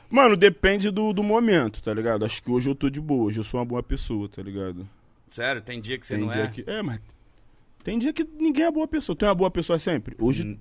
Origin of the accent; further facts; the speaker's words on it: Rio de Janeiro, Brazil; Cara, agora eu moro ali no Catete, mas eu sou nascido e criado em Jacarepaguá, Zona Oeste do Rio de Janeiro, tá ligado? Morei 20 anos ali.